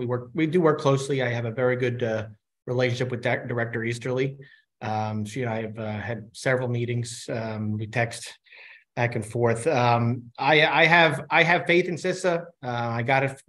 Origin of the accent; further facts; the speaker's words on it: New York, United States; I'm from New York. I'm a member from New York.